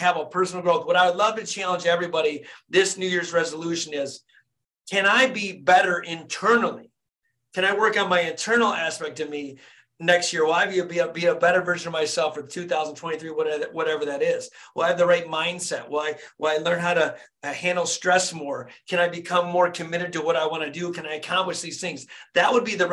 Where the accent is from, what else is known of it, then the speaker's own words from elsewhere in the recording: Flint, Michigan, United States; born and raised in Flint, Michigan.